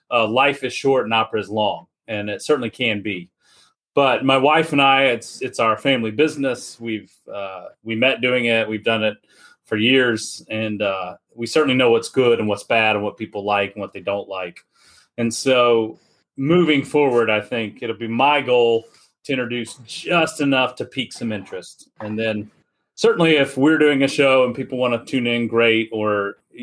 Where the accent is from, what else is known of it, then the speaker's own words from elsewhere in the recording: Pelham, Alabama, United States; also born or lived in Indianapolis, Indiana; I was born in Indianapolis. I grew up in Pelham, Alabama.